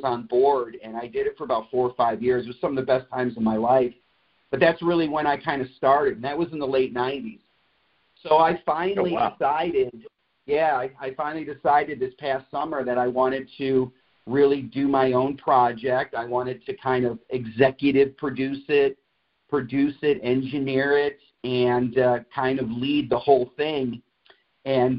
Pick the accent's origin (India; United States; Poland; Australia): United States; Cleveland, Ohio; moved away as an adult; I was born and raised in Cleveland.